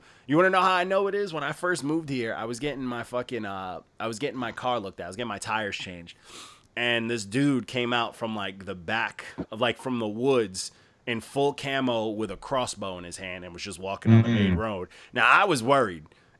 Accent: Elmont, New York, United States; moved away; also born or lived in Bethpage, New York; Regular Nassau. I grew up in Elmont and I lived in Bethpage.

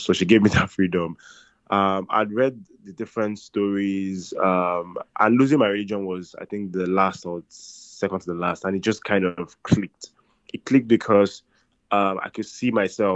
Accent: Nigeria; as a Nigerian guy

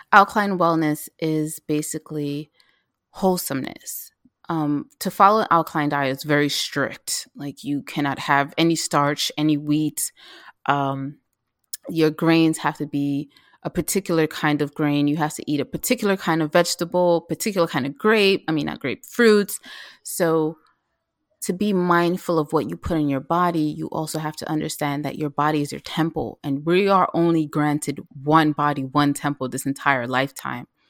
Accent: New York City, New York, United States; also born or lived in Mount Vernon, New York / Philadelphia; I grew up in the South Bronx, And when I was a teenager, my mom t, moved to Mount Vernon, but I still went to school in the Bronx.

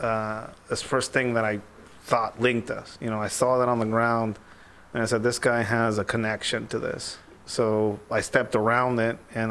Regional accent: Tijuana, Baja California, Mexico; moved away; also born or lived in United States; growing up in Tijuana

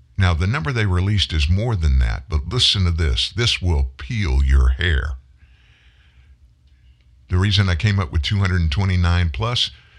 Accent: the South, United States; I was born in the South. I grew up in the South. I live in the South

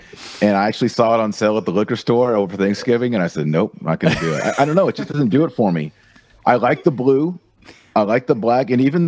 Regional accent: Texas, United States; I'm from Texas.

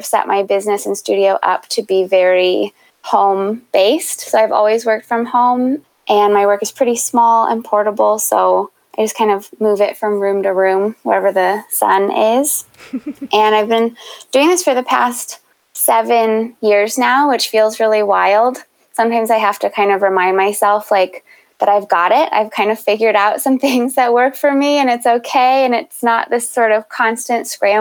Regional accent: Baltimore, Maryland, United States; moved away as an adult; also born or lived in Chicago; I grew up in Baltimore and had the good fortune of attending Baltimore School for the Arts for high school.

